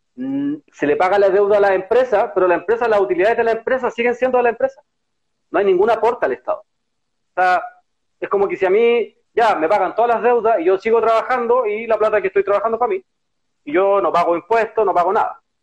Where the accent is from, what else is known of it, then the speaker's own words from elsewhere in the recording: Chile; nosotros como pueblo chileno